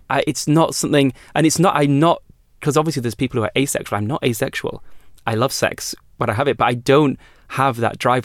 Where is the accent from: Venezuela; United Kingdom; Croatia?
United Kingdom; I've always known my privilege as being a British person